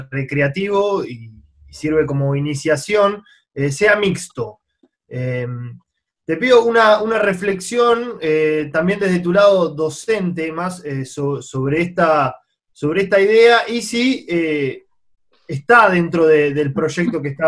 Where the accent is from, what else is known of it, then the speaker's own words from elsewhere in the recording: La Plata, Buenos Aires Province, Argentina; yo soy de La Plata, hay millonada de clubes de fútbol infantil.